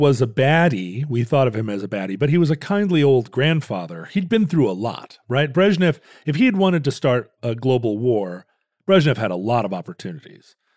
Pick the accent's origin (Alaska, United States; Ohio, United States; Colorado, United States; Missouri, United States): Alaska, United States; Anchorage; growing up in Anchorage